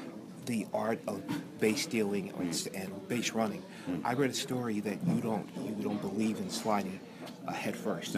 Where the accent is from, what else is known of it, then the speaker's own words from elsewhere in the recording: New York, United States; I remember growing up in New York